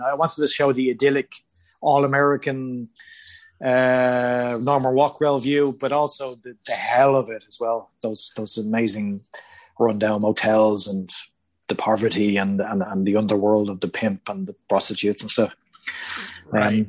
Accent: Ireland; moved away as an adult; I am Irish

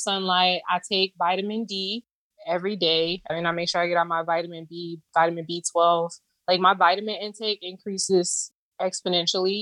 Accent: Florida, United States; moved away; I'm originally from Florida. So we do go back home, my boyfriend and I, to see our family

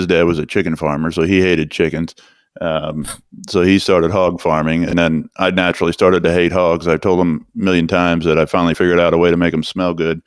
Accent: Washington, Missouri, United States; I was born right here in Washington, Missouri, back in 1981.

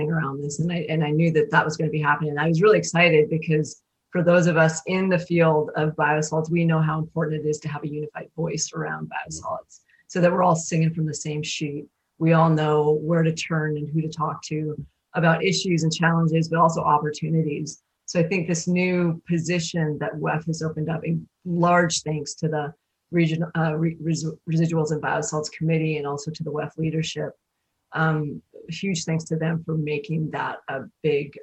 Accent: Montana, United States; also born or lived in Seattle; now in Pacific Northwest, United States; I grew up in Montana and moved out to Seattle.

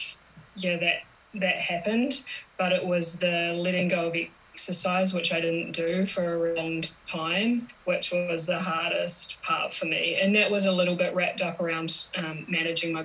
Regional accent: New Zealand; I'm from New Zealand, so that's where my accent's from.

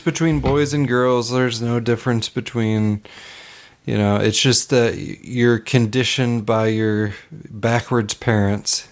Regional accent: Hood River, Oregon, United States; It's my my hometown there

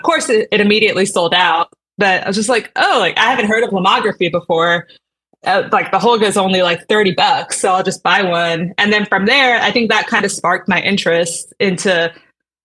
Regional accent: San Antonio, Texas, United States; I grew up in San Antonio

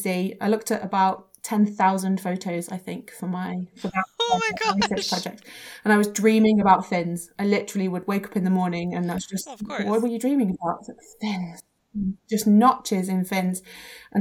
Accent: England, United Kingdom; I'm from England

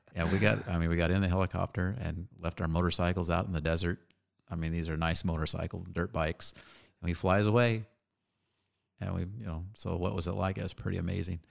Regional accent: Phoenix, Arizona, United States; Born and raised right here.

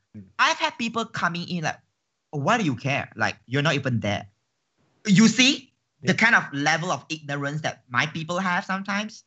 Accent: Malaysia; as a Malaysian

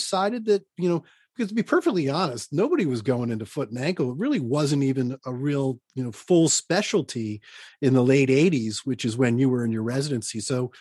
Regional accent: Baltimore, Maryland, United States; my hometown in Baltimore, Maryland

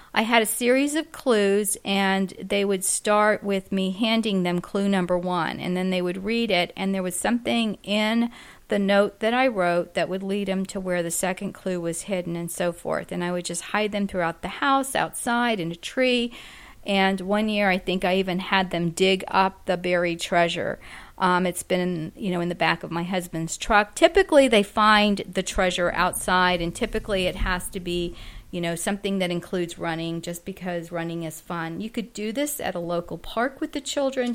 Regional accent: Florida, United States; we are from Florida

